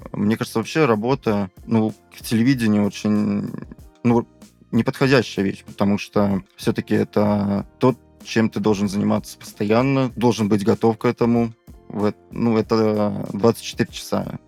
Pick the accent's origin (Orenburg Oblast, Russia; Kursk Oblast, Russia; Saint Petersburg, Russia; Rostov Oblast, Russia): Kursk Oblast, Russia; Kursk; moved away; в моем родном городе Курске